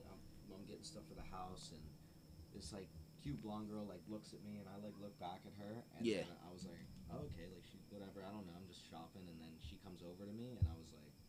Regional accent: Florida, United States; South Florida.

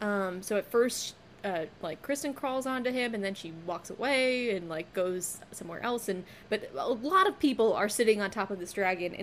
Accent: California, United States; I grew up in California.

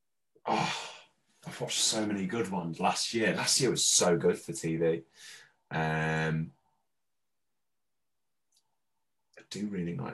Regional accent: Australia; I grew up in Oz

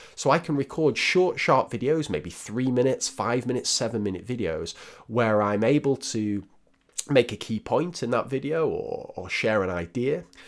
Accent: Northern England, United Kingdom; accent: northern; my dodgy northern accent

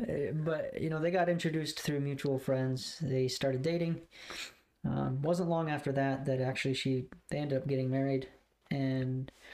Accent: Goshen, United States; born in Goshen, raised here... There was one point in time where we actually almost moved to Oklahoma, like when I was in eighth or ninth grade.

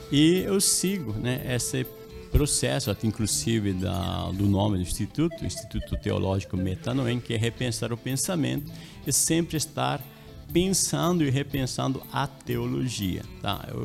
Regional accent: La Paz, Bolivia; Portuguese is a second language; now in Brazil; Isso, eu sou boliviano, né? eu nasci, me criei na capital, em La Paz, Bolívia. Aí eu estou aqui há um tempo, né? mais de 30 anos já aqui

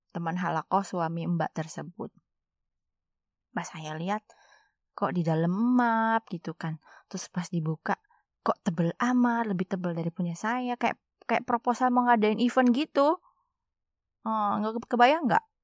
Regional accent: West Sumatra, Indonesia; serta perwakilan mamak saya karena saya orang Minang di rumah orang tua saya.

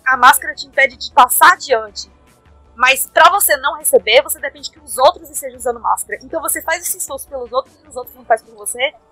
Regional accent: Brazil; a gente é brasileira

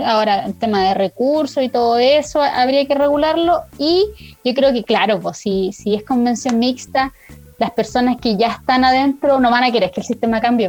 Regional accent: Parral, Maule, Chile; yo estaba en Parral porque yo soy de Parral

